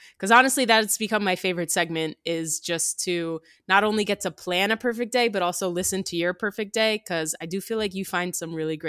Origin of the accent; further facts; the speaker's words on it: New Jersey, United States; I grew up in New Jersey, and I probably still could.